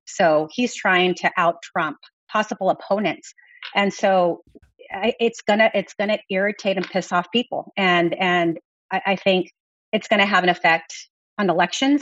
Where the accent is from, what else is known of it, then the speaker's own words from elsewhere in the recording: Texas, United States; I come from Texas